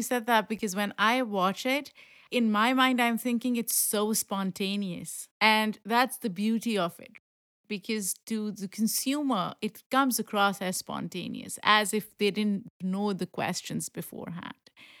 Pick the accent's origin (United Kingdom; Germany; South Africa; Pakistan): Pakistan; Lahore, Punjab; now in New York, United States; And now New York is home. Like, I've lived in the US for more than a decade, but in New York specifically 10 years.